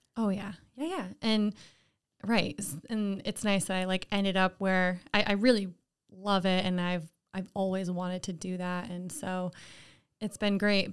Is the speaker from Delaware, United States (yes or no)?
no; Lake George, New York, United States; I'm from Lake George, not too far away